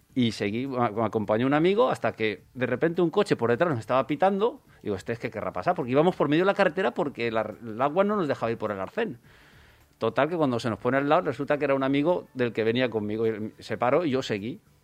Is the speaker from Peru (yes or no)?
no; next to Vallada, Valencian Community, Spain; me dieron un premio en mi pueblo